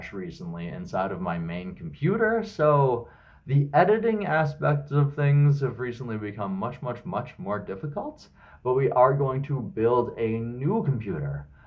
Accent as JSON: {"language": "English", "town": "Regina", "region": "Saskatchewan", "country": "Canada", "tie": "born or raised there", "moved": "yes", "lives_now": "Kamloops, Canada", "said": "my hometowns, which are Regina, where I'm originally from, and Kamloops, where I currently live"}